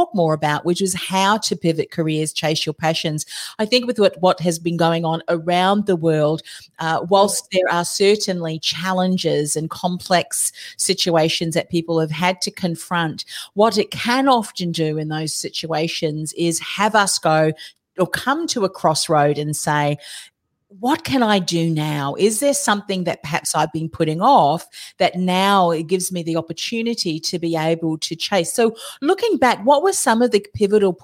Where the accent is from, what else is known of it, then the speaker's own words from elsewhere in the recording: Auckland, New Zealand; Auckland, which is my hometown